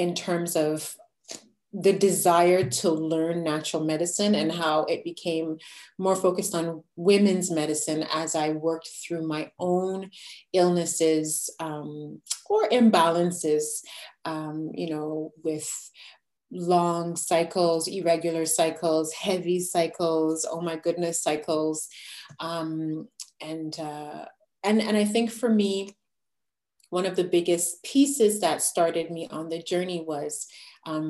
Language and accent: English; Quebec, Canada; My background is where I'm from Quebec, Canada